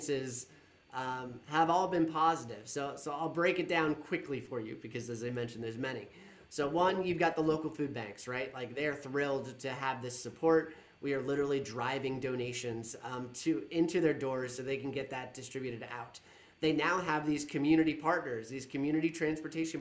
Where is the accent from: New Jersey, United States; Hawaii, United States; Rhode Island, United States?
New Jersey, United States; Monmouth County; I'm from Monmouth County, New Jersey